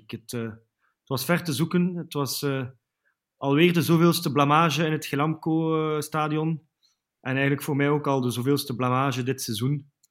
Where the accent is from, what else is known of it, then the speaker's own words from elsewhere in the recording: Ghent, East Flanders, Belgium; ik moet toegeven, ik ben zelf een halve Gentenaar.